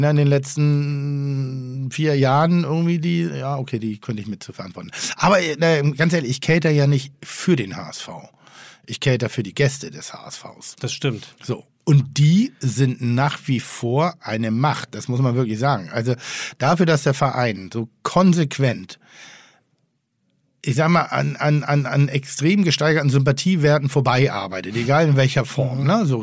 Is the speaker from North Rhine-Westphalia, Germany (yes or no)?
no; Frankfurt, Hesse, Germany; Ich hatte das als Frankfurter.